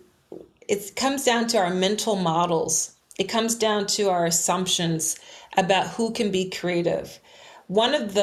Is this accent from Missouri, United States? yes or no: no; Philadelphia, Pennsylvania, United States; I am a resident of Philadelphia, which is also the city where I was born and raised